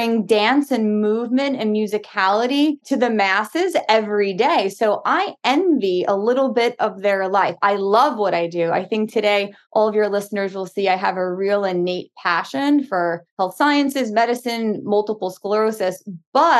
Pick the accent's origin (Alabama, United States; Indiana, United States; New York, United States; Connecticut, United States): New York, United States; Long Island; also born or lived in Brooklyn; I grew up in Long Island, born in Brooklyn, raised in Long Island